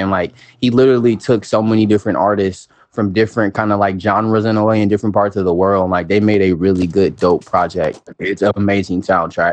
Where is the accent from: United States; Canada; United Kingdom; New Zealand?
United States; the South; I'm a Southerner